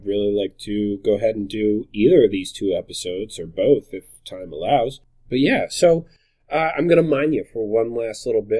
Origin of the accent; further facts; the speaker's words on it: New Jersey, United States; I'm from New Jersey.